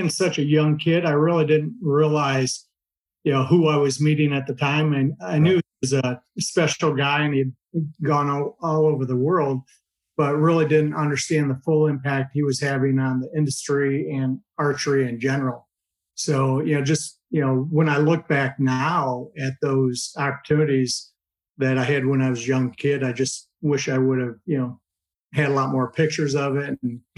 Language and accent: English; Michigan, United States; growing up in Michigan